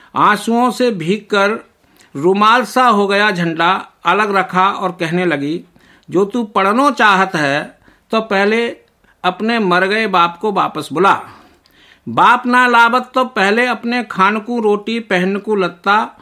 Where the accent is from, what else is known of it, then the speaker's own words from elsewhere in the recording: Nadrauli, India; हम बहन भाई माँ के पास से अपने पैतृक गांव नदरौली सात आठ वर्ष की उम्र में बब्बा के पास चले आए थे